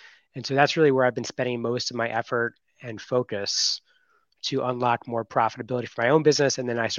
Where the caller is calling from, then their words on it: Miami, Florida, United States; Well, I just landed from Costa Rica yesterday, and I'm back in Miami.